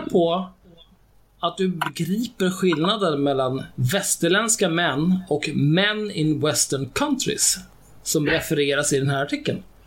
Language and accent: Swedish; Sweden; jag är född och uppvuxen i Sverige